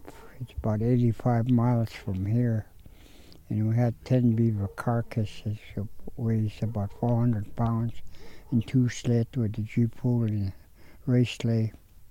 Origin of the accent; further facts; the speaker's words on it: Koyukuk, Alaska, United States; I'm from Kayakuk. I was born in a fish camp.